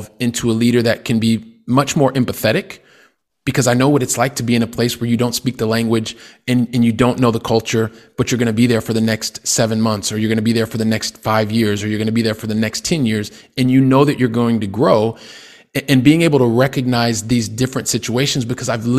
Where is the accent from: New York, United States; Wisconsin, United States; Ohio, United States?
Ohio, United States; Columbus; moved away as an adult; I'm originally from Columbus, Ohio, which is in the Midwest of the United States